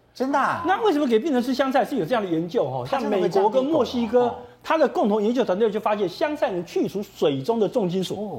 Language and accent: Chinese; Taiwan; 我们台湾人会觉得这个很香啊